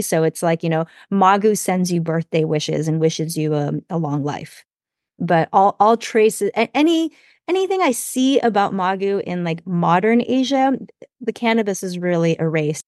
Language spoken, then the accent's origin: English; United States; I grew up here, so I'm very American